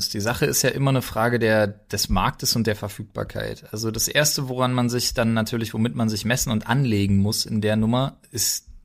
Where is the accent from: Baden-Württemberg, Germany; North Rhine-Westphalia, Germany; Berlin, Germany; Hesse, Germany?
Berlin, Germany; now in Brandenburg, Germany; Gut, jetzt habe ich gut lachen, weil ich jetzt Brandenburger bin. Aber auch als Berliner, als Exil-Berliner, der ich ja jetzt bin